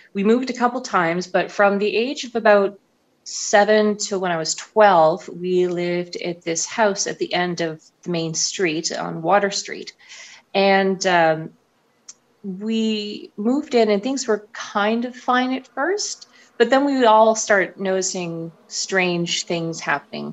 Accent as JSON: {"language": "English", "town": "St. Andrews", "region": "New Brunswick", "country": "Canada", "tie": "born or raised there", "moved": "as an adult", "lives_now": "Montreal, Canada", "said": "I'm from New Brunswick. I was born and raised there, went to university there. I come from a small town, very small, called St. Andrews"}